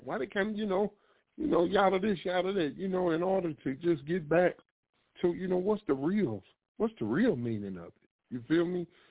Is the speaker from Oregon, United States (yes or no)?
no; St. Louis, Missouri, United States; Born and raised in St. Louis, Missouri, uh, but been around the world.